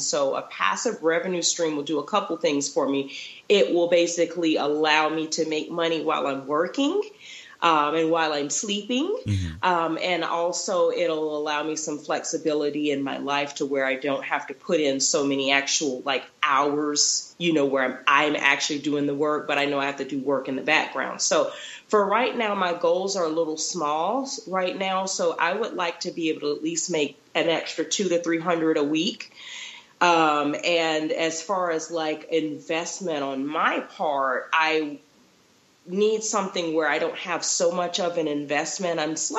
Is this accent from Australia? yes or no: no; Florida, United States; also born or lived in Texas; now in Utah, United States; I'm originally from Florida. So majority of my career was there. And then I lived in Texas for a little bit. And now I'm in Utah.